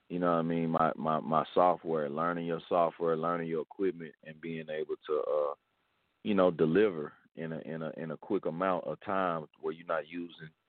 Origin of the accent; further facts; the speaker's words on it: Memphis, Tennessee, United States; now in Atlanta, United States; Coming up, coming up out of Memphis